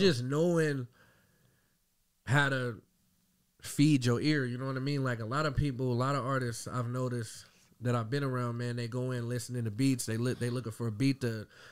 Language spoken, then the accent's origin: English; Dayton, Ohio, United States; also born or lived in Marysville, Ohio; born and raised in Dayton, Ohio. I was actually born in Marysville.